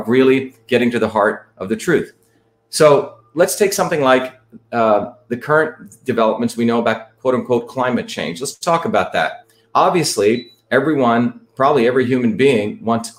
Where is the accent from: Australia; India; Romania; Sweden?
India; moved away; I grew up in India where my grandparents were traditional farmers, sustainable farmers